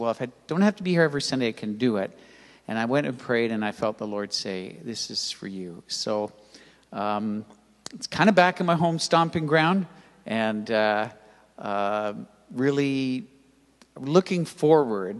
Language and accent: English; Toronto, Ontario, Canada; moved away as an adult; also born or lived in Mississauga, Canada / Grimsby, Canada; I grew up in Toronto. I was born at Keele and Lawrence.